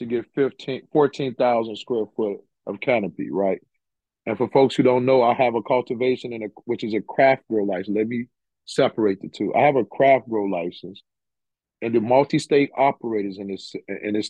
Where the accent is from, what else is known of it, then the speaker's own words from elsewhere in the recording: Chicago, Illinois, United States; I grew up in Cabrini Green